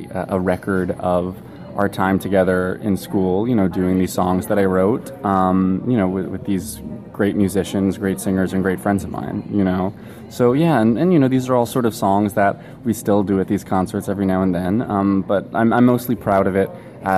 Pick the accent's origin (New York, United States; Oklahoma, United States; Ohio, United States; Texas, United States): New York, United States; Long Island; now in New York City, United States; growing up on Long Island